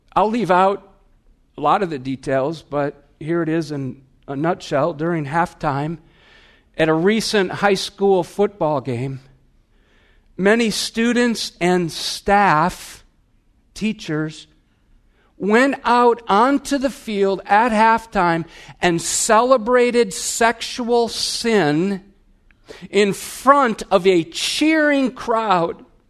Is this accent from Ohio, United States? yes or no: no; Wisconsin, United States; I'm from Wisconsin. We have bubblers